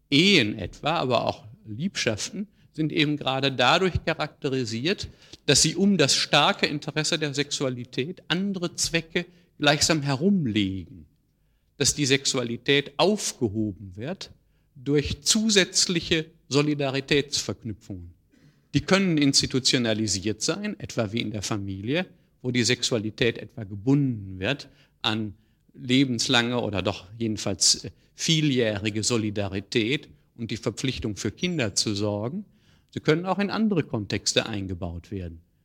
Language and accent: German; Ruhr area, North Rhine-Westphalia, Germany; In meiner Heimat, im Ruhrgebiet, gab es in meiner Jugend viele äh, Kaninchenzüchtervereine